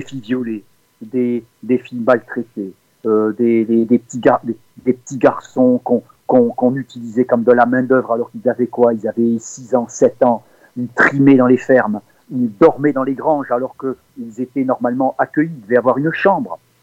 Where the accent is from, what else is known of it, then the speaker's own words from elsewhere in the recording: Tourcoing, Hauts-de-France, France; now in Cévennes, France; je suis né dans le Nord, à Tourcoing exactement, et, mm, mais cela fait maintenant 45 ans que je vis dans les Cévennes.